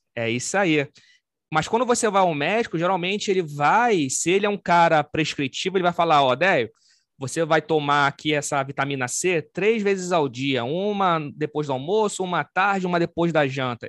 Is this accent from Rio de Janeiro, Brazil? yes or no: yes; Rio de Janeiro, Brazil; eu sou do Rio de Janeiro, sou carioca, sou descendente de italiano